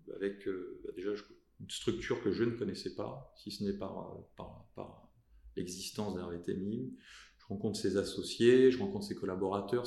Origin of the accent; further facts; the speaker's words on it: south of France, France; je suis natif du sud de la France